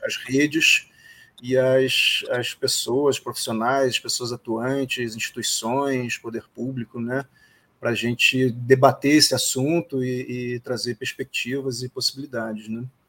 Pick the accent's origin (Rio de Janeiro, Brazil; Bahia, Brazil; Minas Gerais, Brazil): Rio de Janeiro, Brazil; a gente é do Rio